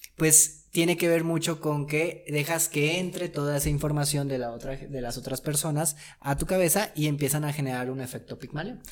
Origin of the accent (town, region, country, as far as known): Mexico